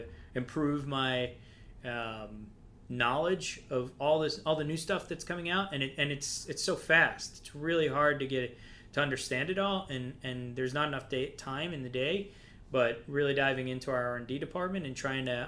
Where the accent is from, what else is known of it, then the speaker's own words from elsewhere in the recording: Baltimore, Maryland, United States; moved away; I'm from Baltimore